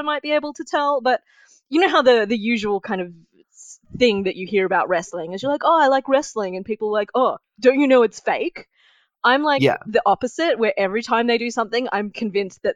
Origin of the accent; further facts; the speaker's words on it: Wollongong, New South Wales, Australia; I'm from Wollongong